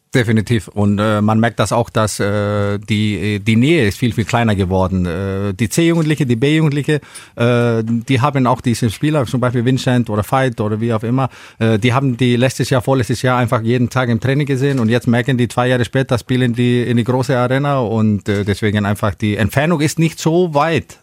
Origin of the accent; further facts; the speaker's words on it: Iceland; moved away as an adult; also born or lived in Spain; now in Schillerslage, Germany; ich irgendwann hier lande, über Spanien, aus Island hierher